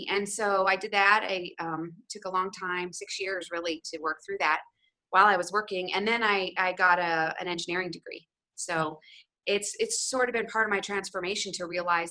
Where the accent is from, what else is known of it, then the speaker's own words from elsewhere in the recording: Ohio, United States; I grew up in Ohio. I was born in Ohio.